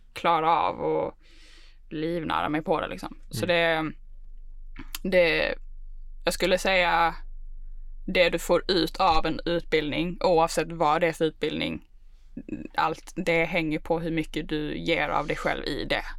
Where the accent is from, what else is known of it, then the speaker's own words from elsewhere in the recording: Malmö, Skåne, Sweden; moved away as an adult; now in Stockholm, Sweden; Jag är född och uppvuxen i Malmö.